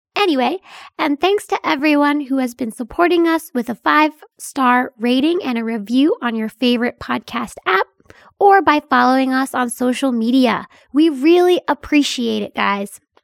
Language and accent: English; Mount Gretna, Pennsylvania, United States; mine is a teeny tiny hometown in, uh, Pennsylvania